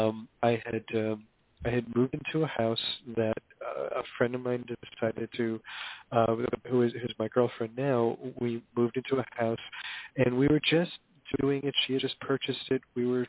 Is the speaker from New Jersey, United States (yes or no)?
yes; Hoboken, New Jersey, United States; I grew up in Hoboken, New Jersey, back in the days when it was a kind of traditional blue-collar town